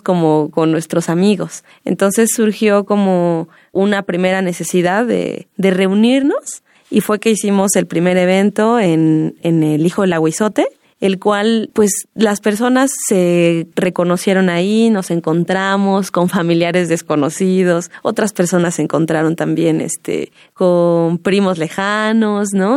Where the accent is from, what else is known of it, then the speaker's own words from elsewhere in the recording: Mexico City, Mexico; yo soy hija, ¿no? De Mazateca, nací aquí en la Ciudad de México y aunque yo nací aquí, siempre he tenido mucho apego con la sierra.